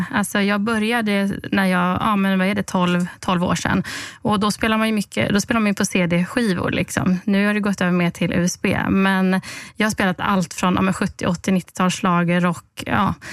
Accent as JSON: {"language": "Swedish", "town": "Halmstad", "region": "Halland County", "country": "Sweden", "tie": "born or raised there", "lives_now": "Stockholm, Sweden", "said": "Eh, ja, jag är född och uppvuxen i Halmstad på västkusten. Jag eh, Bott i Stockholm sedan ungefär tio år tillbaka."}